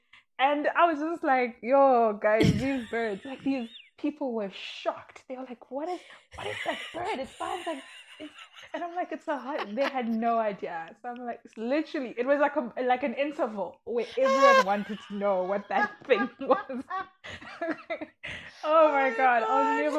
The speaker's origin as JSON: {"language": "English", "country": "Malawi", "lives_now": "South Africa", "said": "I am originally from Malawi, but I'm currently based in South Africa."}